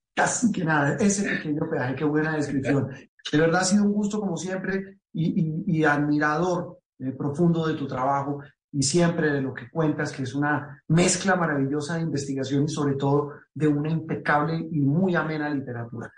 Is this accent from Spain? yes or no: no; Colombia; como decimos coloquialmente en Colombia